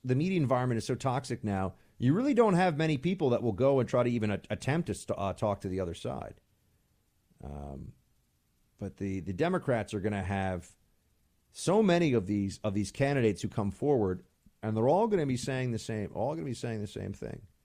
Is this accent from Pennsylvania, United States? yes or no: no; New York, United States; moved away as an adult; now in Washington, D.C., United States; I'm still a New Yorker